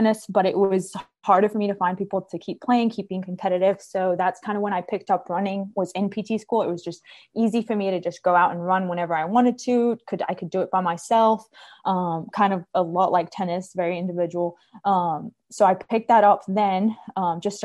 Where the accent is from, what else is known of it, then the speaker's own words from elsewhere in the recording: Cyprus; moved away as an adult; also born or lived in Charleston, South Carolina / North Carolina; now in Columbia, United States; I'm originally from Cyprus, the island Cyprus, not Cyprus, California, in the Mediterranean.